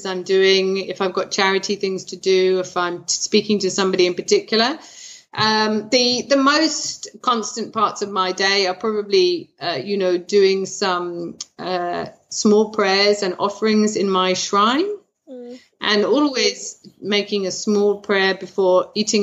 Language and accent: English; United Kingdom; as a British person